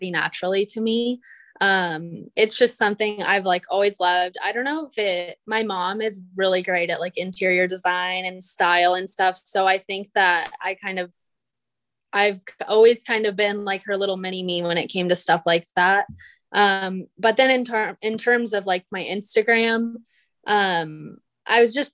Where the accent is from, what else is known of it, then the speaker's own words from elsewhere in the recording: Phoenix, Arizona, United States; also born or lived in Texas / San Francisco; I'm born and raised in Arizona, like the Phoenix area